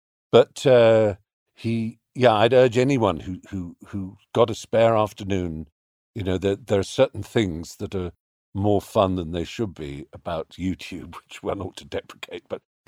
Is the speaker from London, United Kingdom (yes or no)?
yes; London, United Kingdom; I remember there was a chess cafe in Hampstead when I was growing up in North London, And I used to take friends to it.